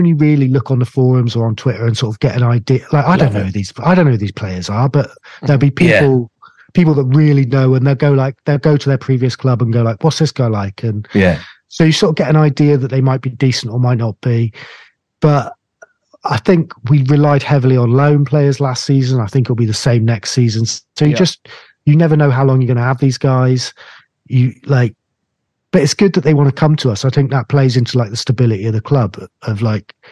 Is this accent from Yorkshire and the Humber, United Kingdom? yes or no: no; Cornwall, South West England, United Kingdom; I'm Cornish